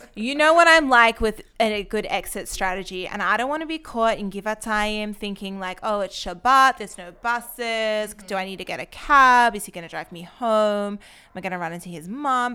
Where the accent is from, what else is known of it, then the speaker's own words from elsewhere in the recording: Australia; moved away as an adult; now in Israel; I'm actually from Australia